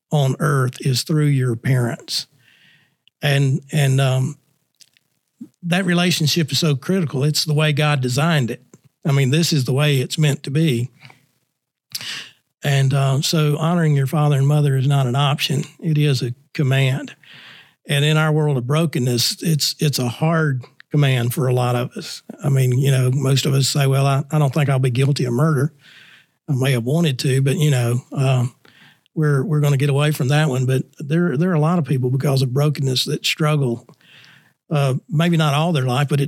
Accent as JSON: {"language": "English", "town": "Nashville", "region": "Tennessee", "country": "United States", "tie": "born or raised there", "also_born_or_lived": "Louisville, Kentucky / Huntsville, Alabama / Enterprise, Alabama / Montgomery, Alabama", "moved": "as an adult", "lives_now": "Prattville, United States", "said": "born and raised in Nashville, Tennessee"}